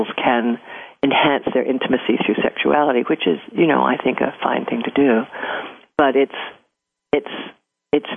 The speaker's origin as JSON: {"language": "English", "region": "California", "country": "United States", "said": "I'm from California and I love California."}